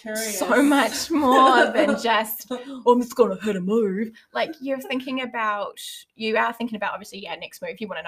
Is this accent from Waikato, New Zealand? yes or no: yes; Hamilton, Waikato, New Zealand; now in Auckland, New Zealand; I'm from Hamilton originally